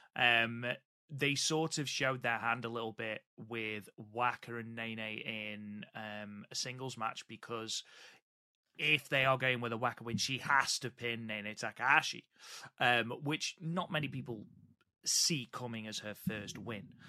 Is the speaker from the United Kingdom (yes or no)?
yes; United Kingdom; I am British